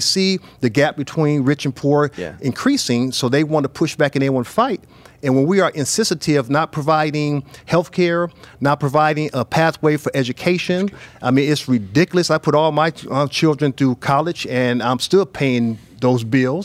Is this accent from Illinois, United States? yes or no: yes; small town in the suburbs of Chicago, Illinois, United States; moved away as an adult; also born or lived in San Diego, California; small town in the suburb of Chicago, 27,000 people. I was a part of a very prominent family.